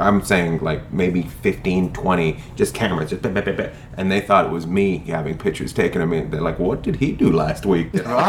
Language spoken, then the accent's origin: English; Canada; now in United States; because I came down from Canada, so I had to go to the World Trade Center. There, that's where the immigration office was that I went to.